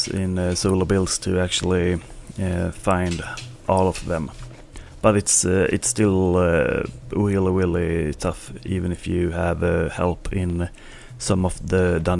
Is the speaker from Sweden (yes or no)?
yes; Sweden; accent: Swedish; English is a second language; my Swedish accent